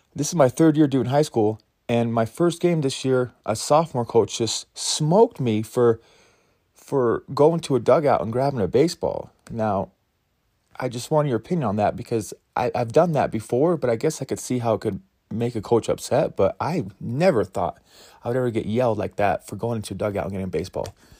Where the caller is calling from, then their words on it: Ogden, Utah, United States; I'm calling in from Ogden, Utah